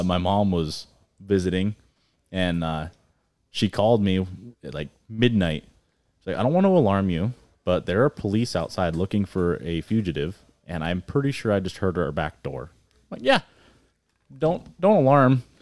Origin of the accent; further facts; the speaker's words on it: Lead, South Dakota, United States; moved away as an adult; also born or lived in Colorado; from up here in the hills originally. Born and raised in Lead